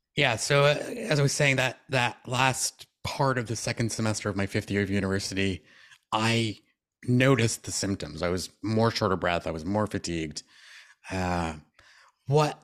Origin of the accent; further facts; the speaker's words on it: Canada; I'm a Canadian all the time.